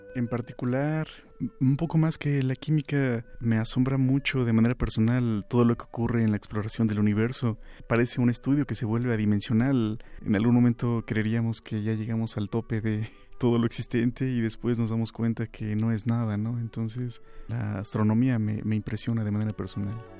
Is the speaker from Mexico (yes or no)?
yes; Cuautitlán Izcalli, State of Mexico, Mexico; also born or lived in Colonia Doctores, Mexico City; nací en la colonia de doctores, nos mudamos al Estado de México